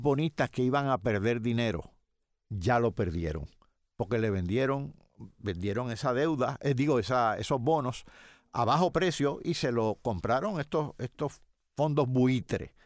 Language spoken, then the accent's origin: Spanish; Yauco, Puerto Rico; yo soy de Yauco y recuerdo, mis tíos eran agricultores